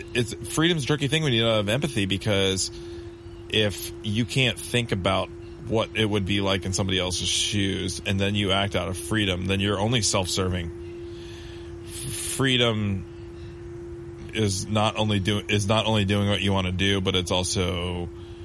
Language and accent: English; United States